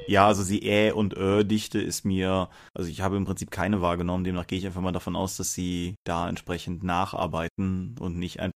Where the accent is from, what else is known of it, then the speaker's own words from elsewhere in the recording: Rhineland, Germany; als Rheinländer